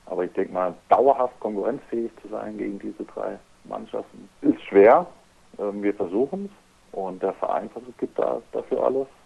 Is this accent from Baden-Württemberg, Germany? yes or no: yes; Freiburg, Baden-Württemberg, Germany; Ja, also ich und meine Frau, wir kommen ja beide aus Freiburg. Wir sind jetzt eben wegen dem Handball hierher gezogen, aber wir haben auch gesagt, nach der Handballkarriere möchten wir auf jeden Fall wieder zurück